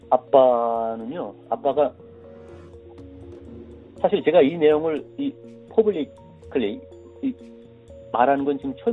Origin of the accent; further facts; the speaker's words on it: North Korea; moved away as an adult; also born or lived in South Korea; now in United States; 제 고향이 일단 북한에서 큰 도시였는데